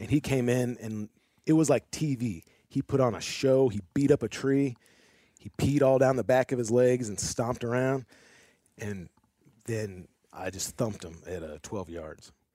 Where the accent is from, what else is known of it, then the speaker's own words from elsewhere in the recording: St. Louis, Missouri, United States; moved away as an adult; now in Arkansas, United States; I'm originally from Saint Louis